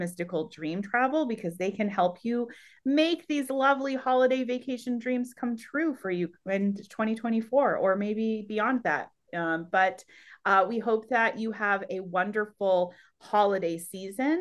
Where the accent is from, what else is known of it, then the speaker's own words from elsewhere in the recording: Northeast, United States; also born or lived in Vermont / New Hampshire; I grew up in the Northeast, you know, in Vermont and New Hampshire, and I grew up skiing